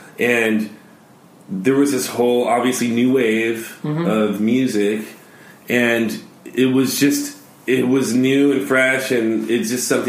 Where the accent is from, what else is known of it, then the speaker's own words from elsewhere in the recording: Los Angeles, California, United States; now in Orange County, United States; I'm actually not an Orange County kid. I was born in Harbor City, in the South Bay. So I'm a South Bay kid.